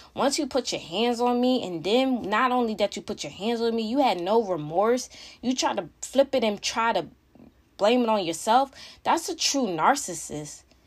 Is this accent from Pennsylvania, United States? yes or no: yes; Philadelphia, Pennsylvania, United States; I live in the outskirts of Philly, you know, I am from Philadelphia